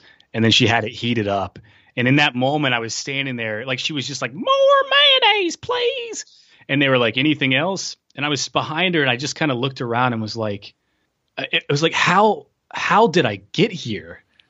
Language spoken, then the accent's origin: English; Tennessee, United States; I'm from Tennessee.